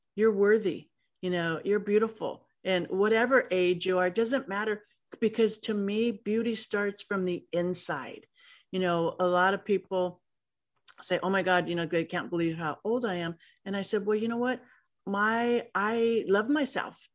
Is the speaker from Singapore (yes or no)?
no; Los Angeles, California, United States; growing up in Los Angeles wasn't easy